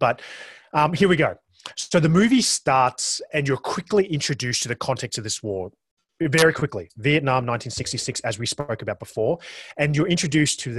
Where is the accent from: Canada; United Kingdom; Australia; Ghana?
Australia; accent: Australian; that's my accent. That is the Australian accent